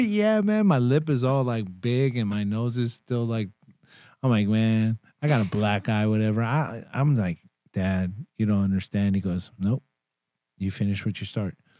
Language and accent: English; Bay Area, California, United States; also born or lived in Elk Grove, California; I'm from the Bay Area